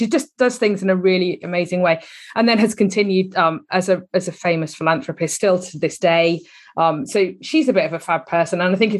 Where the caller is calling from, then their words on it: South West England, United Kingdom; I'm down in Devon, actually. That's where I'm based.